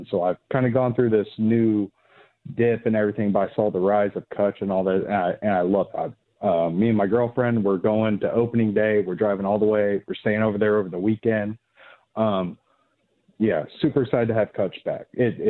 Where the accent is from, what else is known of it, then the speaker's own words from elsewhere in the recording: Indianapolis, Indiana, United States; I'm from Indianapolis. Grew up Colts, Pacers, basketball, all that. But my dad came from Cuba, and we loved baseball. But I grew up in the 90s